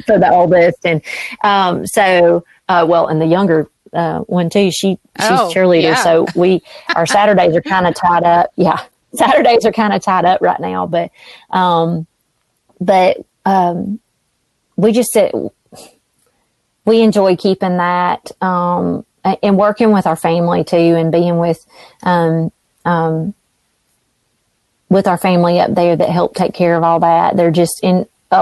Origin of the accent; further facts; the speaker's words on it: the South, United States; as a Southerner